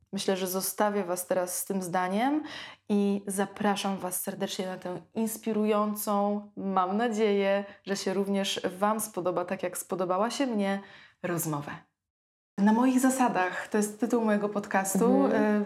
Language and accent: Polish; Ełk, Warmian-Masurian Voivodeship, Poland; moved away as an adult; now in Warsaw, Poland; ja też pochodzę z małego e, miasta, z Ełku